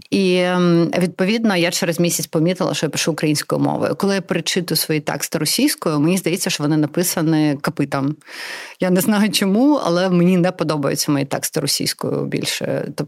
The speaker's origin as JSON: {"language": "Ukrainian", "town": "Donetsk", "region": "Donetsk Oblast", "country": "Ukraine", "tie": "born there", "first_language": "Russian", "second_language": "Ukrainian", "said": "російськомовна з народження. Я народилася в Донецьку."}